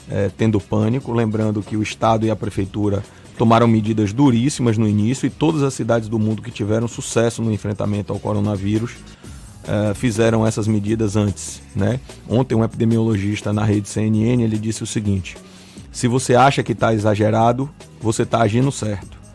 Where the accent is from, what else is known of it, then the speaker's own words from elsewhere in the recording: Bahia, Brazil; Nós temos uma cultura de abraçar, de beijar, de estar próximo. Nós somos baianos, nós gostamos disso.